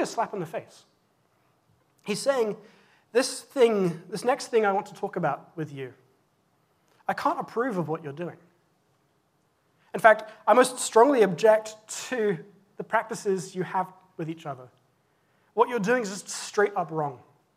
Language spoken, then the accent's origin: English; England, United Kingdom; moved away; When I was growing up in England, I went to a Church of England school